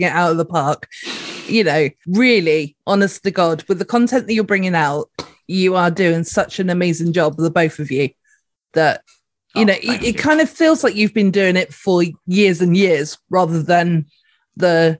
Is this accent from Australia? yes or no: no; United Kingdom; we're British people, we've got that kind of sense of humor